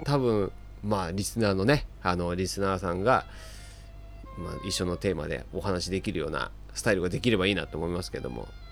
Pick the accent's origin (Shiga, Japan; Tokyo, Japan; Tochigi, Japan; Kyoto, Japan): Tokyo, Japan; 僕生まれも育ちも東京なんですけども